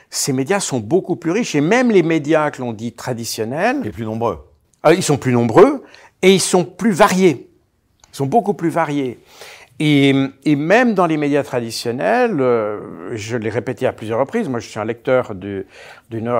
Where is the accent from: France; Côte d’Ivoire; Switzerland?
Switzerland; on rappelle que je suis suisse.